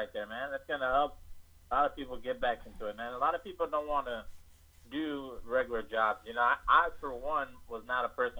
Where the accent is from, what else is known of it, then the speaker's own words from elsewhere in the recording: Los Angeles, California, United States; I'm from California.